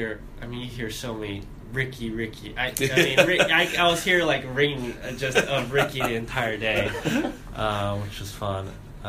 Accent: San Diego, California, United States; also born or lived in South Korea; So I was actually born in Korea, moved over to the States when I was 8, picked up golf when I was like 8 and a half or so. Grew up in San Diego, California, and then played high school golf at Torrey Pines High School

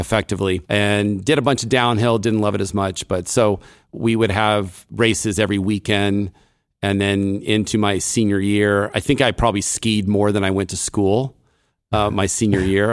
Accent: Davis, California, United States; I grew up in Davis, uh, California

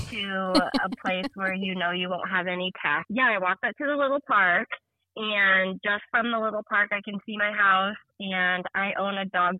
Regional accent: Omaha, Nebraska, United States; moved away as an adult; now in Nebraska, United States; But I didn't grow up here. I'm from a bigger city. I'm from Omaha, Nebraska, but okay. I moved down here.

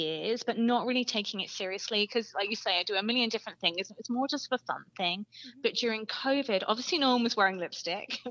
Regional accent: England, United Kingdom; moved away; I grew up in England

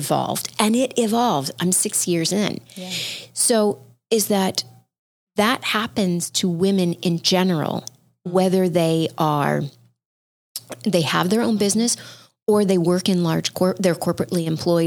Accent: Midwest, United States; I grew up in the Midwest

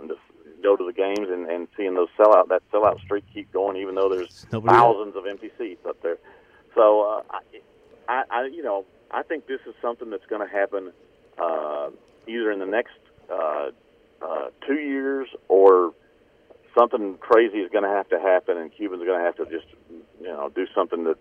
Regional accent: Dallas, Texas, United States; moved away as an adult; also born or lived in Houston; I grew up in Dallas

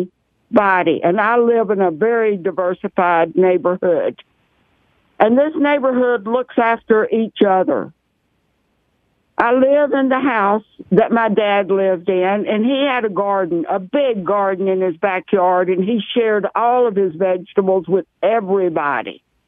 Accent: Mecklenburg County, North Carolina, United States; I was born and raised in Mecklenburg County.

